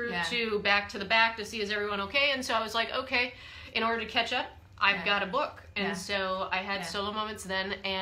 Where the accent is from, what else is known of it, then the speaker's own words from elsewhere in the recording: Wisconsin, United States; I'm from Wisconsin